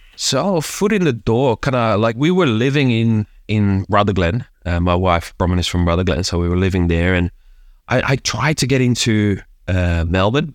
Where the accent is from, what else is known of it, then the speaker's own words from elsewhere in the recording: Hilversum, North Holland, Netherlands; moved away; also born or lived in Amsterdam; I grew up, uh, Amsterdam and, and kinda one of the, the, the, the suburban towns of Amsterdam, a place called, uh, Hilversum